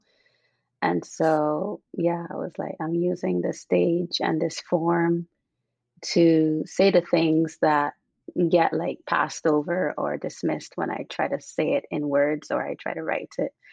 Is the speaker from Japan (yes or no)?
no; Barbados; also born or lived in Cuba / London / Hungary; now in Redwood City, United States; growing up in Barbados and growing up in the church